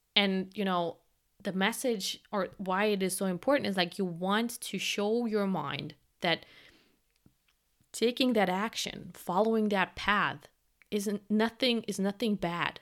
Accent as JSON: {"language": "English", "country": "Germany", "said": "I'm from Germany"}